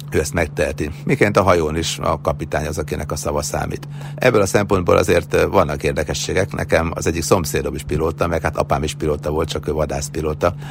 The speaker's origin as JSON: {"language": "Hungarian", "town": "Sopron", "region": "Győr-Moson-Sopron", "country": "Hungary", "tie": "born or raised there", "said": "Már gyerekkoromban is mindig feljöttem Sopronból Budapestre"}